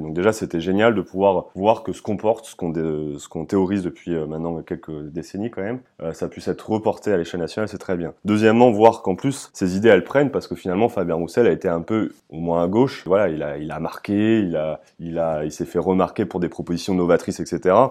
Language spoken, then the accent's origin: French; Amiens, Hauts-de-France, France; je suis originaire euh, d'Amiens, je suis né en 96